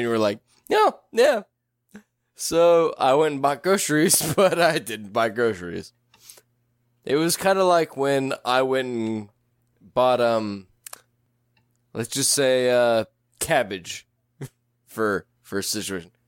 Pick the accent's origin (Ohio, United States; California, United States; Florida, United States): California, United States; Tracy; we grew up in Tracy.